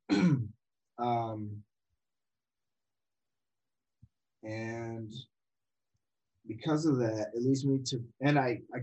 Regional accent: Watertown, Massachusetts, United States; I grew up in Watertown, Massachusetts

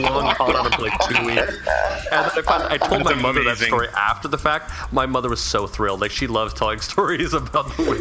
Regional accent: Utah, United States; moved away; I was born and raised in a place that doesn't allow dancing, doesn't allow music, and people believe me because they know I'm from Utah

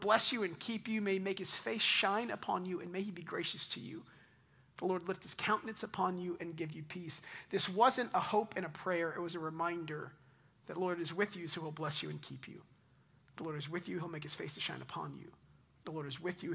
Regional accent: Double Oak, Texas, United States; also born or lived in East Dallas, Texas / Highland Village, Texas; since I was like 15, I grew up in Double Oak, like 2 miles from here

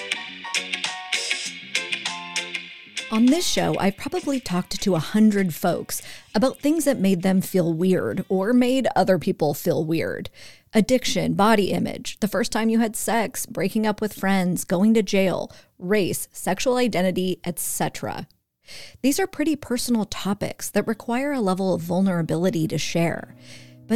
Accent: California's Central Valley, United States; I was raised in the evangelical, predominantly white church of California's Central Valley in the United States of America in the 1980s and 1990s

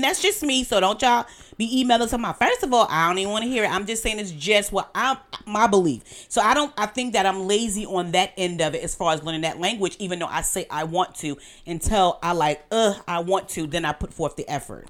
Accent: New York City, New York, United States; moved away; I grew up in Brooklyn.

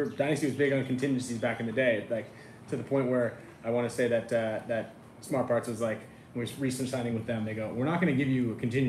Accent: California, United States; I'm from California

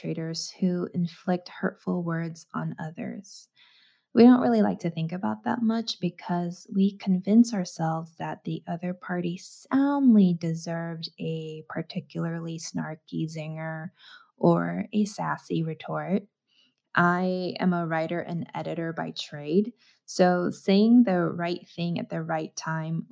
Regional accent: United States; growing up in the States

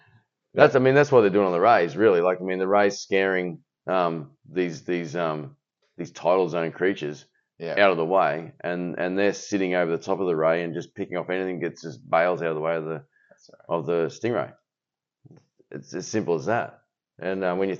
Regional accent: Australia; as an Australian

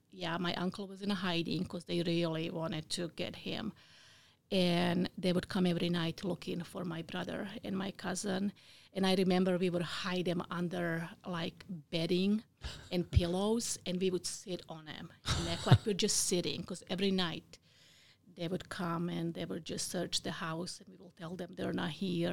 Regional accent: Bosnia & Herzegovina; English is a second language; now in United States; I was born in Bosnia. It used to be Yugoslavia before the war.

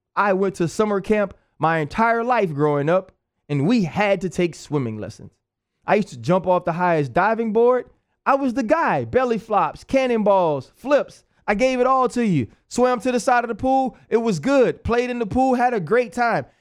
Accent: New Orleans, Louisiana, United States; moved away; also born or lived in Pittsburgh; I'm from New Orleans

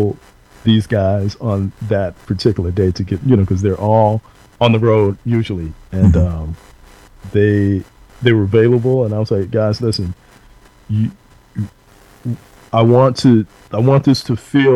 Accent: Dallas, Texas, United States; the neighborhood that we grew up in Dallas

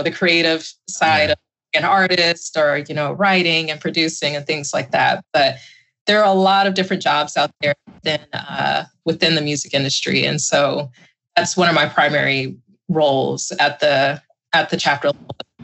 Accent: the South, United States; now in California, United States; growing up in the South

